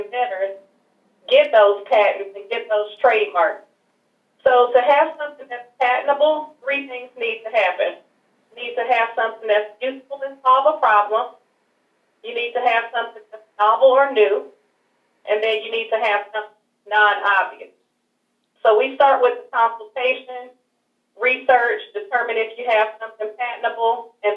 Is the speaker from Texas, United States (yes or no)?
yes; Houston, Texas, United States; I'm originally from Houston, Texas. And ironically, I actually grew up not far from your radio station